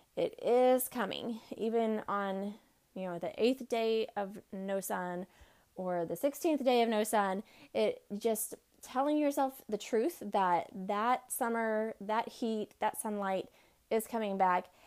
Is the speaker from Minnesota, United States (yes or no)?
no; Texas, United States; now in Midwest, United States; I grew up in Texas where we had like one or two months of winter